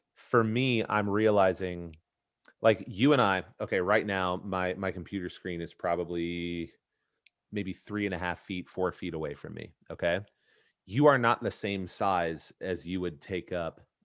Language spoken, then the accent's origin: English; Indianapolis, Indiana, United States; here in Indy, my hometown, at my alma mater